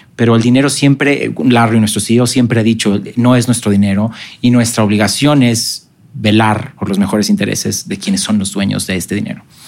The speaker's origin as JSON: {"language": "Spanish", "country": "Mexico", "also_born_or_lived": "Guadalajara, Mexico"}